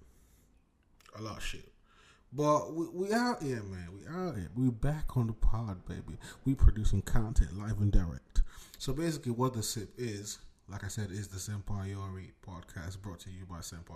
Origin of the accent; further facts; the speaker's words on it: Nigeria; also born or lived in Lagos, Nigeria / Abuja, Nigeria; now in United Kingdom; I come from Nigeria. I was born in Abuja, raised in Lagos. Lasgidi the grinding. Raised in Lagos and Abuja, back and forth